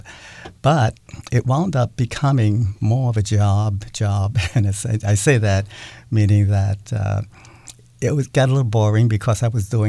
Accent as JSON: {"language": "English", "town": "New York City", "region": "New York", "country": "United States", "tie": "born or raised there", "moved": "as an adult", "lives_now": "Seattle, United States", "said": "I grew up in Brooklyn, New York"}